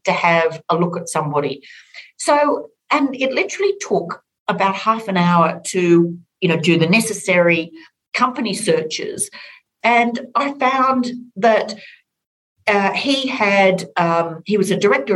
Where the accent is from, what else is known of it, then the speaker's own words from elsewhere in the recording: Orange, New South Wales, Australia; I grew up on a farm outside of Orange in rural New South Wales